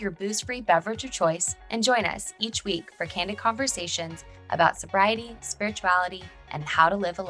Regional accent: Texas, United States; We're two friends from Texas who got sober in our 20s and are now trying to figure life out in our 30s.

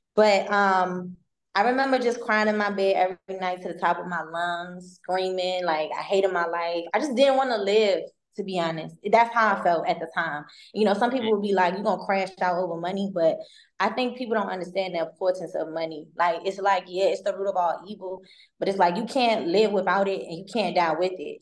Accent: Maryland, United States; I'm not from Baltimore, but in Maryland

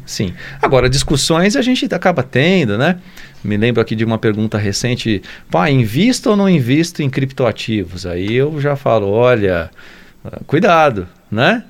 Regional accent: São Paulo, Brazil; moved away as an adult; also born or lived in France / United States; now in Lavras, Brazil; nasceu lá no Jaçanã, em São Paulo. Sou paulistano

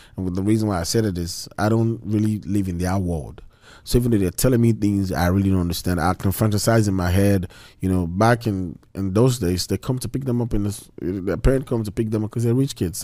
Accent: Nigeria; moved away as an adult; also born or lived in Malaysia; now in United States; back in Nigeria

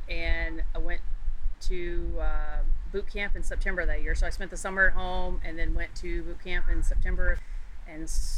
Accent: Tennessee, United States; moved away as an adult; now in Tampa, United States; I am from Tennessee, not far from where you and Dana live.

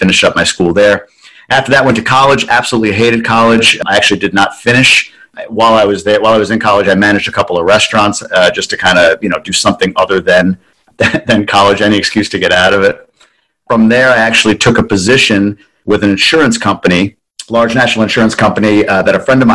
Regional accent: Long Island, New York, United States; now in Ann Arbor, United States; So I was born and raised on Long Island.

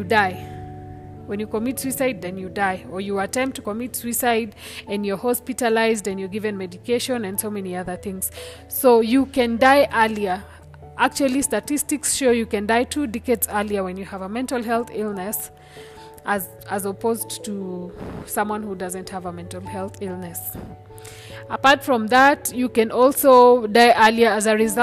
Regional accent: Kenya; I am a Kenyan, so there will be a lot of Swahili words in there

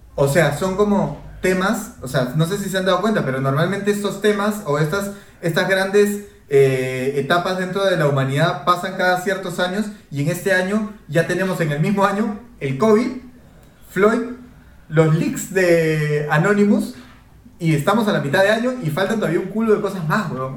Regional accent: Peru

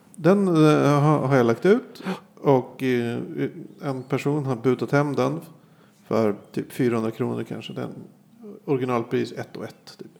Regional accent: Sweden; jag växte upp på Söderhöjden, ett jävla gettoområde.

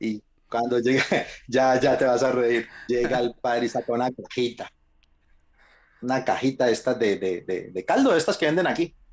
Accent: Colombia; moved away as an adult; nosotros somos colombianos

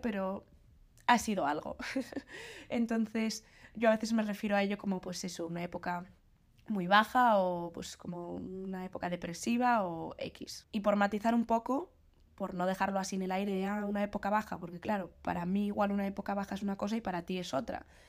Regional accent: Galicia, Spain; moved away as an adult; also born or lived in Madrid; now in Santander, Spain; mi pueblo, en Galicia

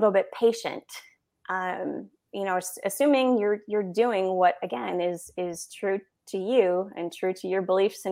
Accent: Minnesota, United States; moved away; I'm from Minnesota originally, so I grew up watching a lot of hockey

